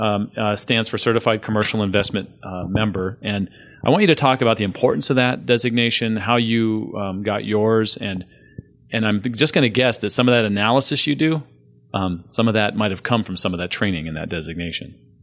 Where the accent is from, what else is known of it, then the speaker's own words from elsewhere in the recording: San Diego, California, United States; moved away as an adult; I grew up in San Diego, and I saw lots of changes in the forty years I was there.